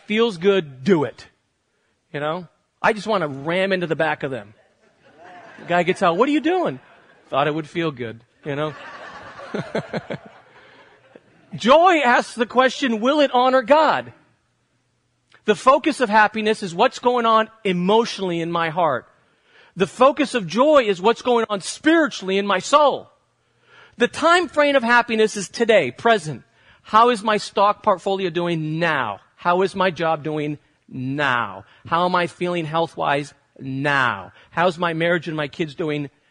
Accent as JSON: {"language": "English", "country": "United States", "said": "As Americans"}